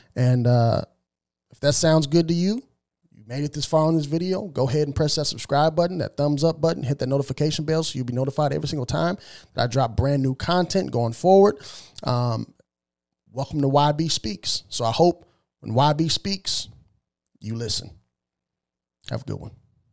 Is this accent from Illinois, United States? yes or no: yes; Southern Illinois, United States; moved away as an adult; also born or lived in small farm town west of Springfield, Illinois / Boston suburbs, Massachusetts; now in Tennessee, United States; that's where I was raised for the majority of my life till I was about twenty years old, and I moved out of Southern Illinois